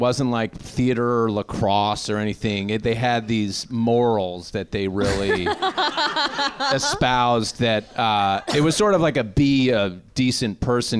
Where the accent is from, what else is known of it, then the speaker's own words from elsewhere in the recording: suburbs of New York, United States; My parents are both Midwestern, and I grew up in the suburbs of New York.